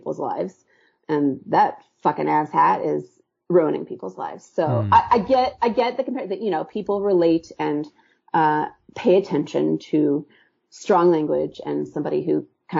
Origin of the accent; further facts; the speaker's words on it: Kansas City, Missouri, United States; moved away as an adult; also born or lived in New York; now in Kansas City, United States; I moved away from Kansas City when I was 18